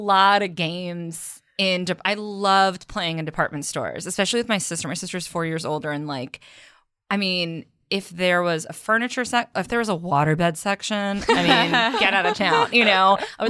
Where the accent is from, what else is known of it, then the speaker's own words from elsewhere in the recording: Belmont, Massachusetts, United States; moved away; I grew up in Belmont, Massachusetts, which is a suburb just outside of Cambridge, outside of Boston.